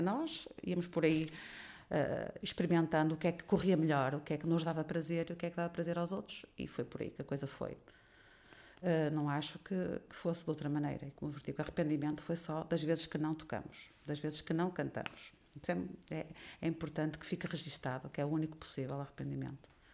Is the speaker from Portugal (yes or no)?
yes; Portugal